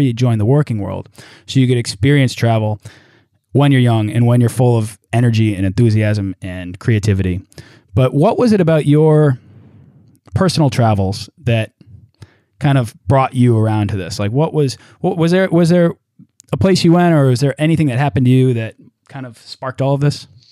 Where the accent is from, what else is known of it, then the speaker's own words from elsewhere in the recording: United States; we're both American